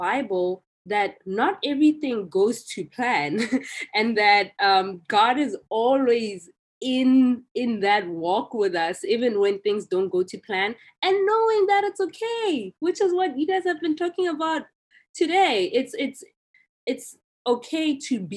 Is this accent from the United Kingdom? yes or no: no; South Africa; growing up in South Africa